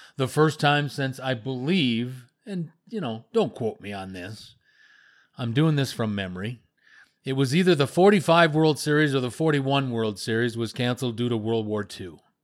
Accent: Wisconsin, United States; me growing up in Wisconsin

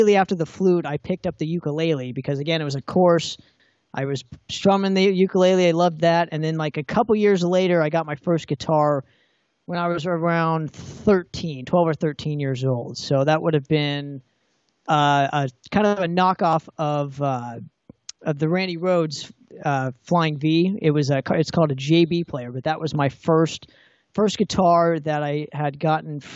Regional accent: Orange County, California, United States; I'm particularly from Orange County.

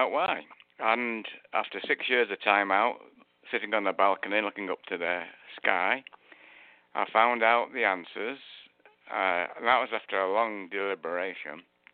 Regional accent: Manchester, North West England, United Kingdom; moved away as an adult; now in United States; as you can tell from my accent, I'm from England. I was born in Manchester, the northern part of England

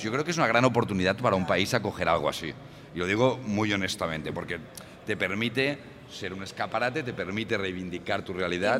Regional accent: Barcelona, Catalonia, Spain; also born or lived in Brussels; Soy de Barcelona y soy del Partido Socialista Obrero Español

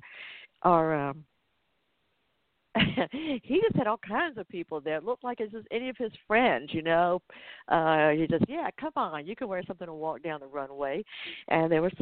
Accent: Atlanta, Georgia, United States; that's in my hometown

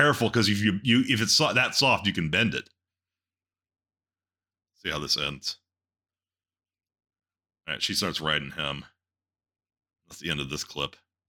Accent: Texas, United States; trust me, I'm from Texas.

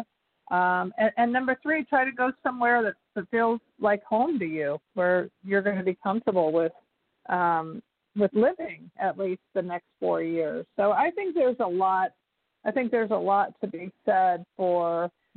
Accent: St. Joseph, Missouri, United States; I grew up in St. Joseph, Missouri.

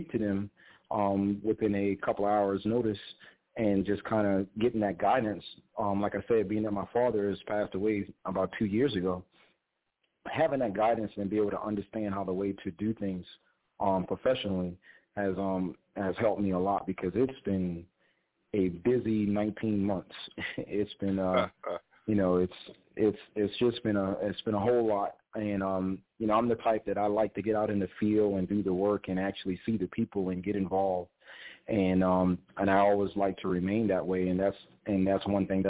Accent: Awendaw, South Carolina, United States; my hometown, Awendaw

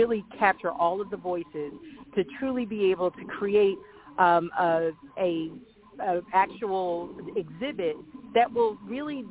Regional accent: Philadelphia, Pennsylvania, United States; I am born and raised in North Philadelphia

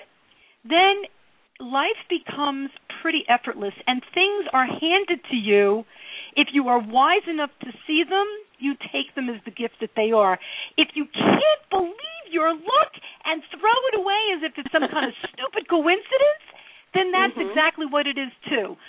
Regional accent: Newark, New Jersey, United States; when I was growing up in Newark

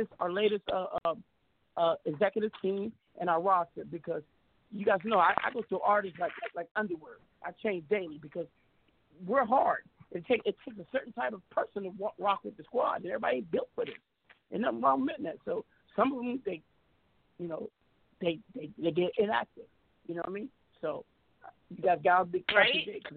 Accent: Seattle, Washington, United States; I'm not from the Bay. I'm from Seattle

